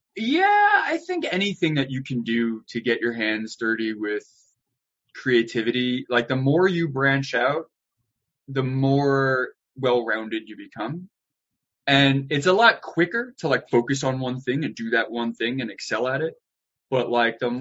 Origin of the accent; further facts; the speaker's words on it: Baldwin, New York, United States; also born or lived in Manhattan / Brooklyn; I was born and raised in New York